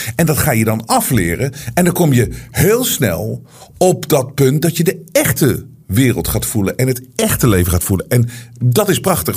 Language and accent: Dutch; Netherlands; ik denk zelf opgroeiend ook in Nederland